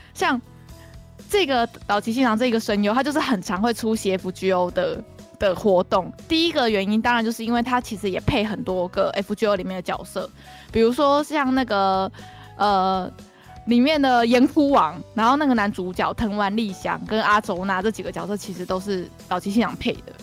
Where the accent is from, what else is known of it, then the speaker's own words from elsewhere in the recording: Taiwan; 我们台湾人